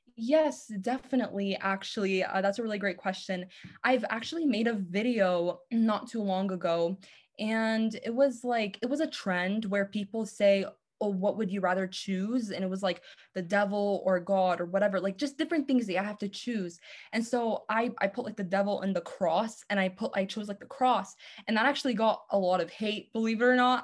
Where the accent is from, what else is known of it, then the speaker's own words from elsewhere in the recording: Los Angeles, California, United States; I am from Los Angeles